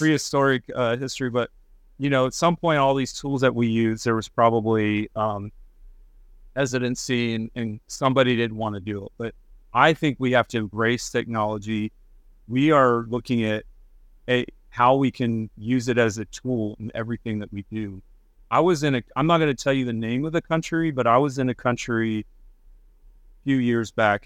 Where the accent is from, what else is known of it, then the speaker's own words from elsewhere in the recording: Texas Panhandle, United States; moved away; I grew up in the Panhandle of Texas